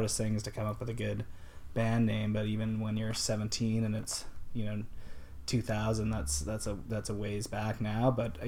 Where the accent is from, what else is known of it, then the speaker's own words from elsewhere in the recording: Kelowna, British Columbia, Canada; I grew up in Kelowna, BC